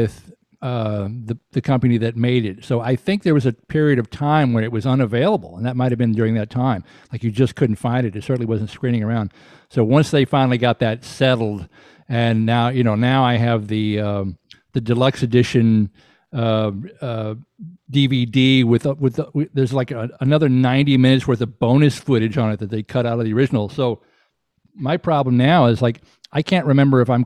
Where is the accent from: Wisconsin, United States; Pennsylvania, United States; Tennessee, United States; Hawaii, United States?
Tennessee, United States; Chattanooga; moved away; also born or lived in New Orleans, Louisiana; I grew up in Chattanooga.